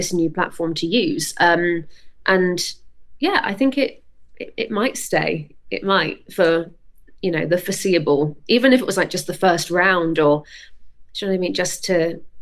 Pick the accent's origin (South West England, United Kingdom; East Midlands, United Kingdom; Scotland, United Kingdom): South West England, United Kingdom; Weymouth; I grew up in Weymouth, which is right down on the south coast of England, far away from everything